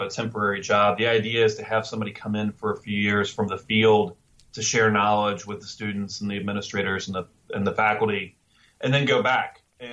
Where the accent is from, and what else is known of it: Northern Kentucky, United States; born or raised there